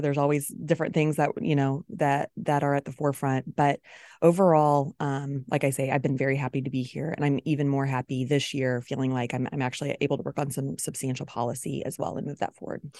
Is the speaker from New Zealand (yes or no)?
no; Smithville, Missouri, United States; I'm from Clay County. I went to Smithville, um, Public Schools, K twelve